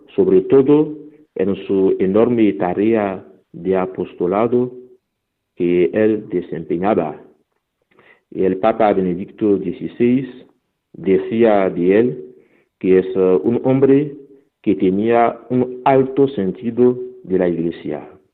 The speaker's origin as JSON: {"language": "Spanish", "country": "Benin", "first_language": "Fon", "second_language": "Spanish", "moved": "yes", "said": "misioneros que han llegado en mi país, Benin"}